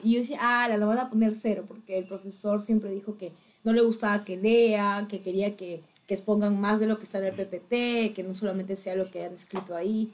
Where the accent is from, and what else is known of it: Peru